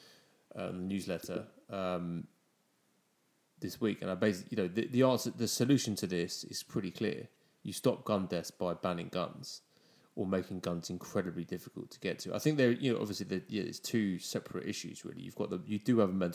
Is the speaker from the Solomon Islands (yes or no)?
no; England, United Kingdom; now in United States